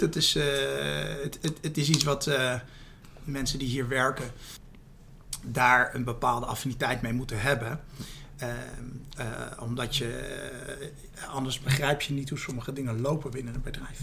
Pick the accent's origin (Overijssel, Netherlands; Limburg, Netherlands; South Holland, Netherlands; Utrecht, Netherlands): South Holland, Netherlands; Rotterdam; mijn wortels hier in Rotterdam liggen.